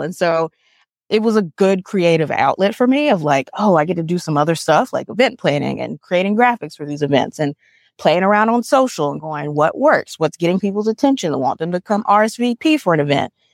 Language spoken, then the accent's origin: English; Montgomery, Alabama, United States; growing up in Montgomery